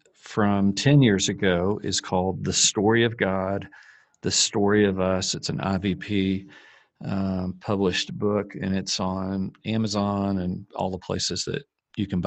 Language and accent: English; United States; as an American